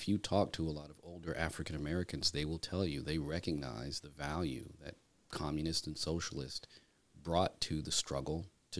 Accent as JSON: {"language": "English", "country": "Germany", "tie": "born or raised there", "said": "My father served in the military, and so I grew up in Germany."}